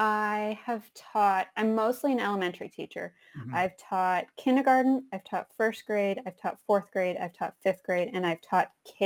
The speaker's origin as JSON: {"language": "English", "town": "Las Vegas", "region": "Nevada", "country": "United States", "tie": "born or raised there", "said": "I grew up in Las Vegas."}